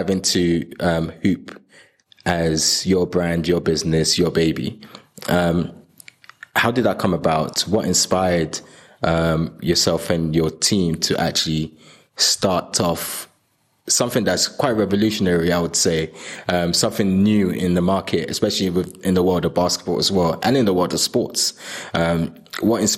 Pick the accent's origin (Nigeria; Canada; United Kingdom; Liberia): Nigeria; I was born in Nigeria